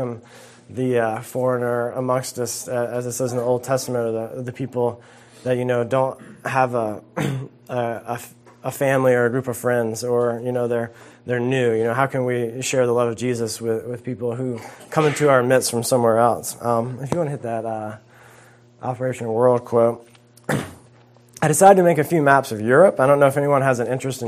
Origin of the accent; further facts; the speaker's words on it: South Carolina, United States; moved away as an adult; also born or lived in Georgia; I grew up in South Carolina, went to school in Georgia